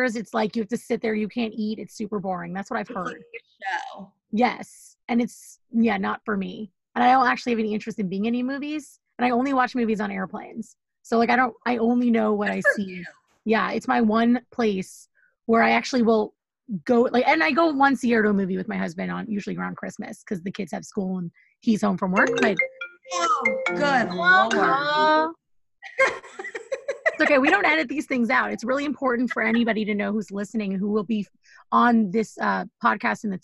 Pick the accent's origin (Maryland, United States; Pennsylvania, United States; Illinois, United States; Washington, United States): Washington, United States; Seattle; now in New York, United States; I'm a girl from Seattle for the rest of my life, even though I live in New York